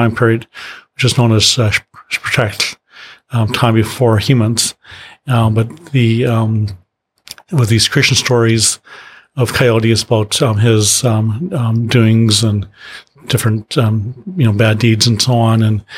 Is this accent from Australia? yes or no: no; Maple Ridge, British Columbia, Canada; also born or lived in Lytton (Nicomen), British Columbia; I grew up in Maple Ridge, which is in the suburbs